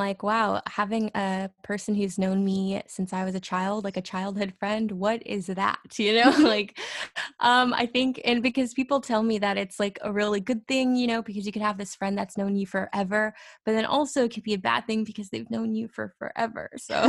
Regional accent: Fresno, California, United States; born there; also born or lived in Orlando / Texas / Kansas / Mississippi; I was born in Fresno, California, but I also have lived in Orlando and Texas and Kansas and Mississippi and New Jersey and DC.

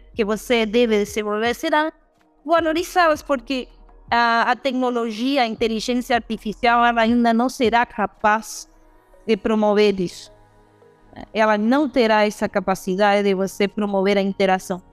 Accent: Uruguay; now in Brazil; eu uruguaia

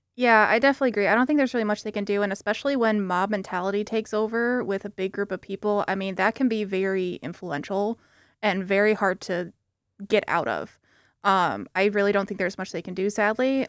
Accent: South Haven, Michigan, United States; moved away as an adult; now in East Lansing, United States; I'm actually not from the Lansing area. I'm from South Haven, um, which is two hours away from here

